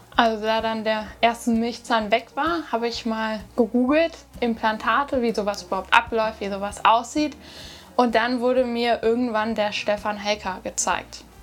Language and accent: German; near Höxter, North Rhine-Westphalia, Germany; Ich komme aus Nordrhein-Westfalen, in der Nähe von Höxter